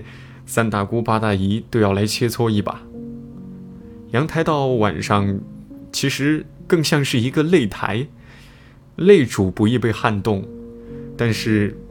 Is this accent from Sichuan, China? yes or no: yes; Leshan, Sichuan, China; 我们的老家在四川乐山。每次假期回去，我们最大的乐趣就是玩麻将。